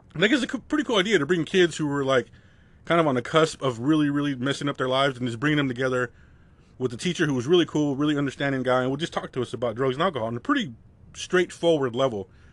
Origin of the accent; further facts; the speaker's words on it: United States; I grew up right on the California border, which is just pandemonium